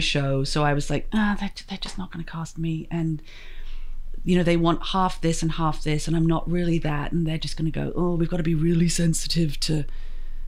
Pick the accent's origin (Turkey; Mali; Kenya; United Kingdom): United Kingdom; England; moved away as an adult; also born or lived in Los Angeles; growing up in England, it was always, well, where are you from? And it's like, well, I'm English